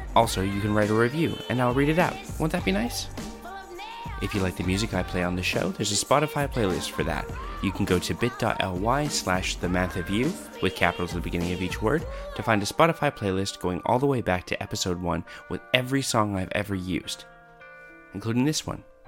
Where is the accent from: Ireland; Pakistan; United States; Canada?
Canada; moved away as an adult; now in Australia; I was raised in Canada